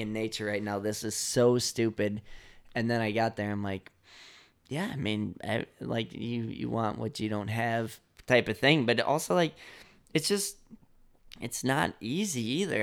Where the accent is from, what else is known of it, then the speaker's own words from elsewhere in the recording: Chicago, Illinois, United States; growing up in Chicago